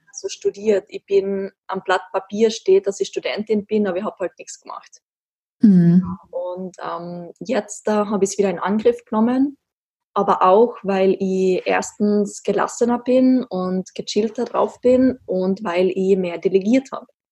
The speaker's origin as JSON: {"language": "German", "country": "Austria", "tie": "born or raised there", "also_born_or_lived": "Graz", "said": "sehr klischeehaft aufgewachsen in den Alpen Österreichs"}